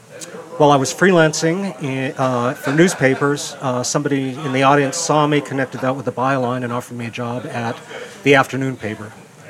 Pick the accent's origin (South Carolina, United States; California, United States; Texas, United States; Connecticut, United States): California, United States; the desert in; moved away as an adult; also born or lived in Venice Beach, Los Angeles; now in New Orleans, United States; from New Orleans. I've lived there for 27 years. Grew up in the desert in California in a town which was originally going to be the setting for Breaking Bad until they got tax breaks from Albuquerque.